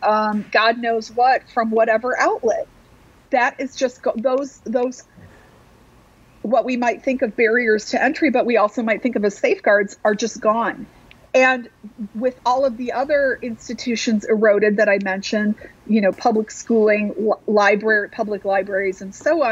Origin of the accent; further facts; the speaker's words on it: Madison, Wisconsin, United States; cities like mine — I come from Madison, Wisconsin, 250,000 people.